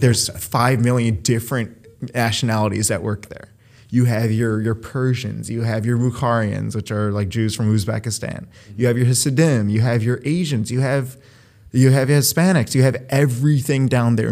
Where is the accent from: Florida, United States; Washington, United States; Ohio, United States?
Ohio, United States; Cleveland; moved away as an adult; also born or lived in Beachwood, Ohio / Philadelphia, Pennsylvania; now in New York, United States; I was born in Cleveland, Ohio, or Cleveland Heights specifically. I moved to Beechwood, a largely Jewish area.